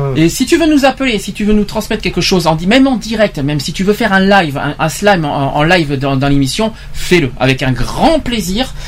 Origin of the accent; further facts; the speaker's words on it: France; chez nous en France